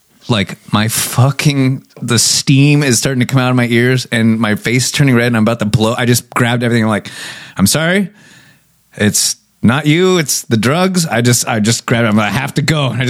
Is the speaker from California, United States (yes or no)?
yes; California, United States; we're from California